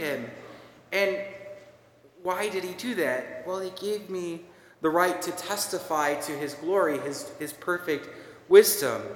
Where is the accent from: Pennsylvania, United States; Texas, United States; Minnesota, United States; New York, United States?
Minnesota, United States; accent: Minnesotan; moved away; my Minnesotan accent